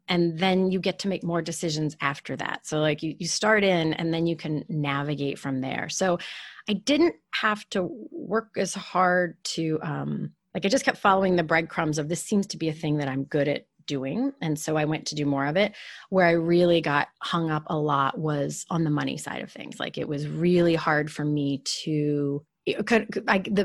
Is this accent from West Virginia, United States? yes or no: yes; West Virginia, United States; moved away as an adult; I grew up in West Virginia.